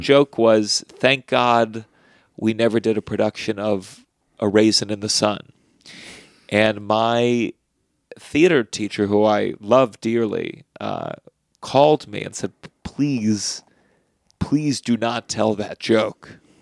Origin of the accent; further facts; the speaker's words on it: Potomac, Maryland, United States; I grew up in Potomac, Maryland